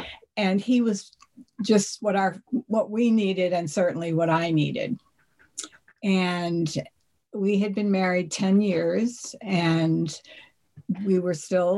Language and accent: English; Hingham, Massachusetts, United States; I grew up in Hingham, a lovely town on the South Shore of Massachusetts. And I was part of a family of five.